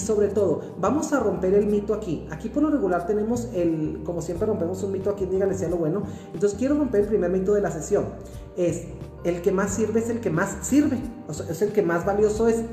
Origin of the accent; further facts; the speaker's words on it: Mexico; orgullosamente mexicano que soy